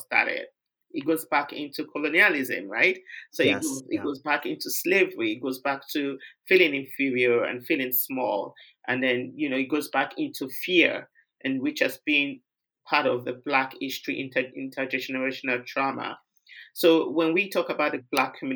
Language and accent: English; Nigeria; moved away; I'm from Nigeria